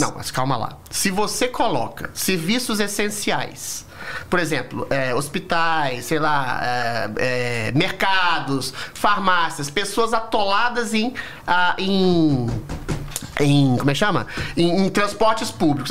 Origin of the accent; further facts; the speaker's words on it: Belo Horizonte, Minas Gerais, Brazil; Belo Horizonte, que é a minha cidade natal